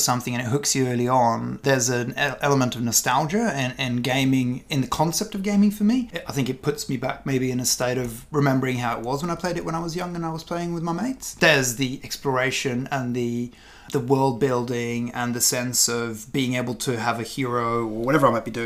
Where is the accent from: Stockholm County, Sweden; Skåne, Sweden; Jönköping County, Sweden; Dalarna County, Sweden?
Stockholm County, Sweden; Stockholm; I was born in Stockholm, which is Sweden